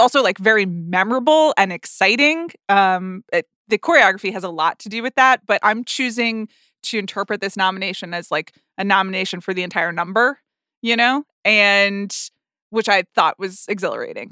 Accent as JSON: {"language": "English", "country": "United States", "said": "as an American"}